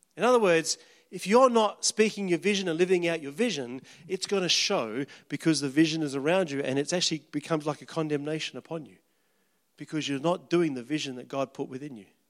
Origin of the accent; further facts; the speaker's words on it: Kalgoorlie, Western Australia, Australia; moved away; wouldn't have ever left my hometown. 'Cause at the time, if you left town, you got frowned upon